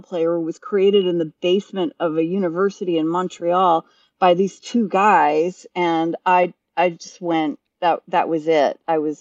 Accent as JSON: {"language": "English", "region": "England", "country": "United Kingdom", "tie": "born or raised there", "moved": "yes", "said": "I was raised in England, and you can tell by the accent. And I was actually a big theater chick. I lived outside of London"}